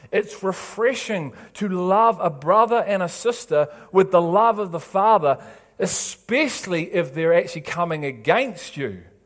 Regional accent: England, United Kingdom; I'm an English

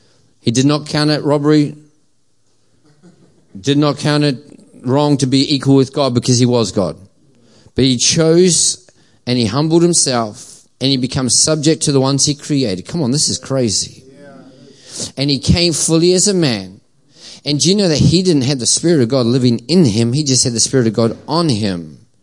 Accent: New Zealand; now in Australia; I'm a quasi, a Kiwi cross Aussie. As I say, I'm an Aussie through and through now, unless the All Blacks are playing and then I'm still a Kiwi.

